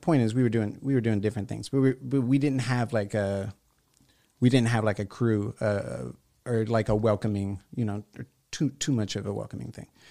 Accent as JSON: {"language": "English", "town": "La Porte", "region": "Texas", "country": "United States", "tie": "born or raised there", "said": "I grew up on the southeast side"}